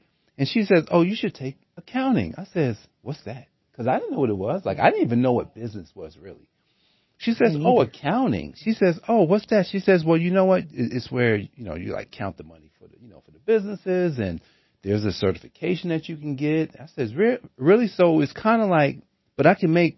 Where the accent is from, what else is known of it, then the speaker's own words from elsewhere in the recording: Newark, New Jersey, United States; I grew up in Newark, New Jersey